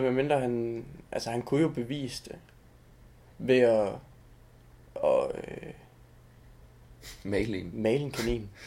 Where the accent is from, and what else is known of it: Southern Jutland, Southern Denmark, Denmark; born or raised there